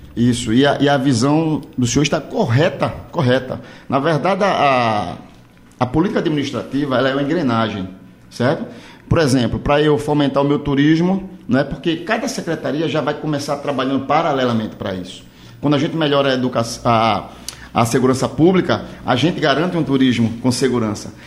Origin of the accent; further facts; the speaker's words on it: Olinda, Pernambuco, Brazil; eu sou da cidade de Olinda